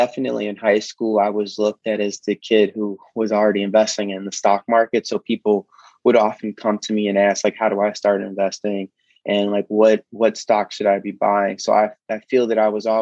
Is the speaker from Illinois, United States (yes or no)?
yes; Chicago, Illinois, United States; I grew up on the south side of Chicago